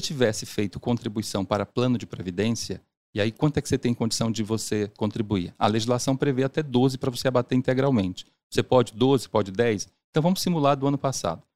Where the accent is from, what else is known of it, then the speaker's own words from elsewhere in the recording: Salvador, Bahia, Brazil; also born or lived in Siriri, Sergipe; now in São Paulo, Brazil; Eu nasci em Siriri, Sergipe, na né, interior de Sergipe. E com seis meses e a, com a minha família inteira, nós mudamos para Salvador